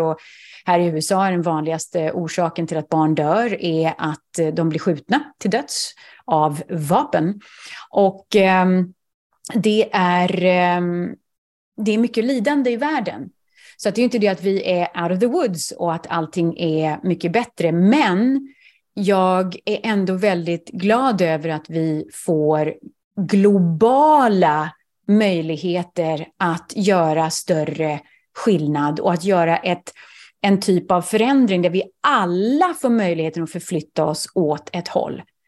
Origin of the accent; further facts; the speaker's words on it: Sweden; moved away as an adult; also born or lived in Manhattan, New York, United States; now in Greenwich, Connecticut, United States; Som svensk